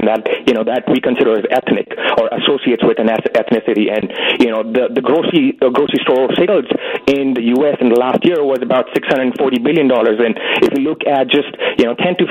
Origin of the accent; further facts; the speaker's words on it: India; also born or lived in Manhattan; now in New York, United States; I am from India, so, you know, we cook, we really depend on cooking our own, you know, ethnic food